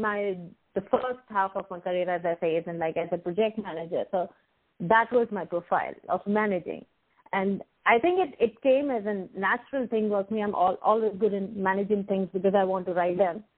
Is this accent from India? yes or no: yes; India; moved away as an adult; now in Jersey City, United States; I born and brought up in India and shifted my base almost 14 years ago.